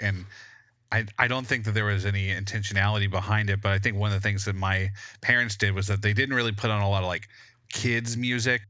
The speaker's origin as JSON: {"language": "English", "region": "West Georgia", "country": "United States", "tie": "born or raised there", "said": "growing up in the boondocks in, like, West Georgia"}